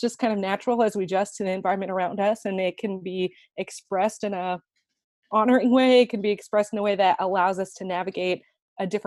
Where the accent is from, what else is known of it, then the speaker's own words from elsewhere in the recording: San Jose, California, United States; I grew up in San Jose, really diverse multi-ethnic church.